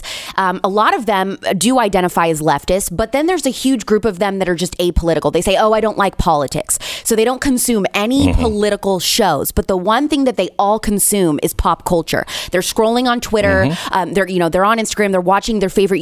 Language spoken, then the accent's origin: English; Indiana, United States; I grew up in the Midwest. I'm an Indiana girl. I'm a Hoosier